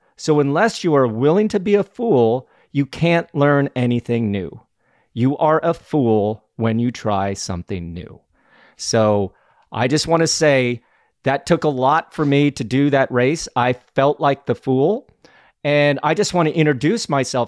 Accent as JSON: {"language": "English", "region": "Colorado", "country": "United States", "tie": "born or raised there", "said": "I grew up in Colorado."}